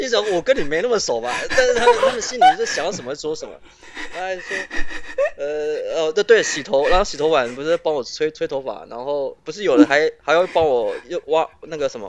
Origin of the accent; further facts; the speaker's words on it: Taiwan; 听说我们台湾人都包二奶